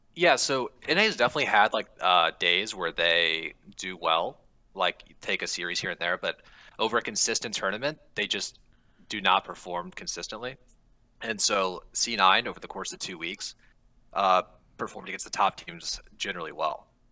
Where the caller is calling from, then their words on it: Seattle, Washington, United States; I'm calling from Seattle, Washington